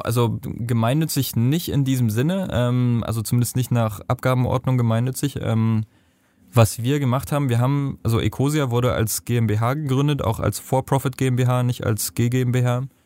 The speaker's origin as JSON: {"language": "German", "country": "Germany", "also_born_or_lived": "Nepal", "said": "bei uns in Deutschland"}